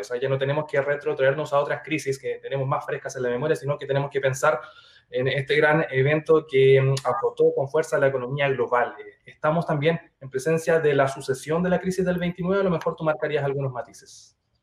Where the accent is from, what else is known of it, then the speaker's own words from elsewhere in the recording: Chile; como le llamamos aquí en Chile